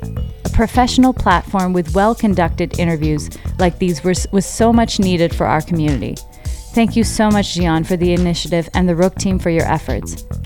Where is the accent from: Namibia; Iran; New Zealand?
Iran; similar experiences to them growing up in Iran during the 80s and 90s.